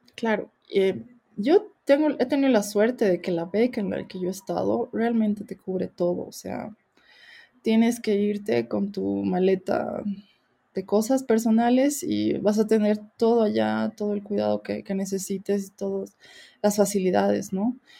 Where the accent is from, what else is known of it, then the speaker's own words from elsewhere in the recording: Bolivia; moved away as an adult; also born or lived in South Korea; somos muy pocos bolivianos en Corea